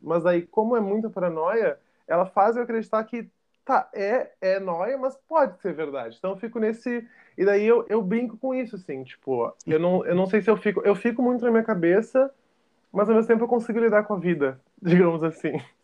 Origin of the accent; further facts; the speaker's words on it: Porto Alegre, Rio Grande do Sul, Brazil; eu sou de Porto Alegre, no Rio Grande do Sul